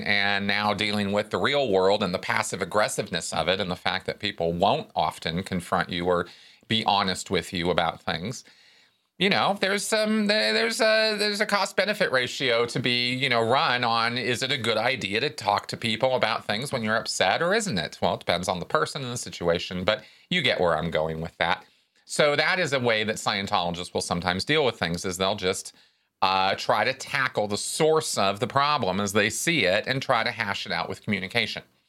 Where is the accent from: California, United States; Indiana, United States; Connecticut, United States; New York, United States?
California, United States; Pasadena; in Pasadena when I was growing up